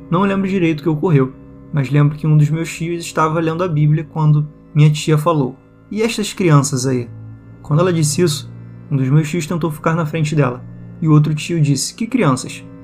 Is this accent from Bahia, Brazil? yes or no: no; São José dos Campos, São Paulo, Brazil; Quando fiz sete anos de idade, minha mãe faleceu então voltei para minha cidade natal, onde eu nasci, em São José dos Campos, São Paulo, onde moramos quando meu pai era vivo.